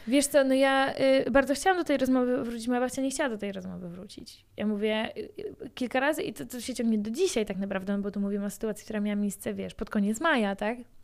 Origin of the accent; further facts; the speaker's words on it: near Bydgoszcz, Kuyavian-Pomeranian Voivodeship, Poland; jestem z Podbydgoszczy, chodziłam do mojej szkoły podstawowej e, w moim miasteczku, poza Bydgoszczą